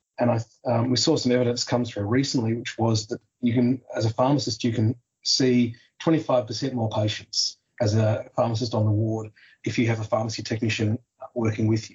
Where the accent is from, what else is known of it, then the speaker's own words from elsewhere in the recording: Tasmania, Australia; my home state of Tasmania